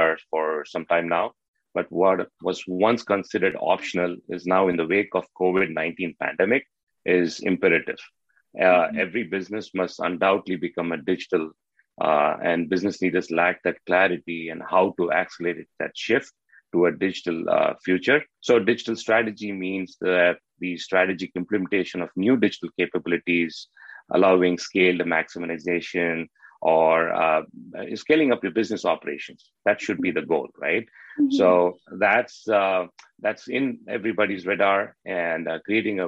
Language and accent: English; Chennai, Tamil Nadu, India; moved away as an adult; now in North America; I hail from Chennai, India, right? So I have humble roots and beginnings